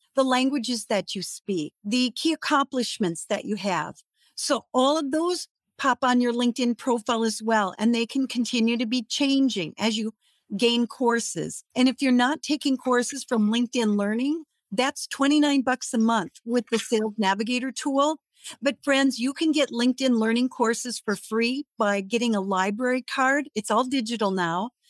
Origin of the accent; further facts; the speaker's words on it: Redwood Falls, Minnesota, United States; moved away; I was in my hometown, Redwood Falls, Minnesota